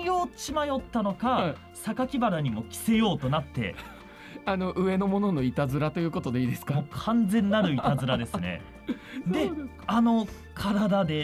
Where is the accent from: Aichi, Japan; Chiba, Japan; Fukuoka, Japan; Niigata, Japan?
Aichi, Japan; Nagoya; 私も名古屋市内なんですよあ同郷ということですね。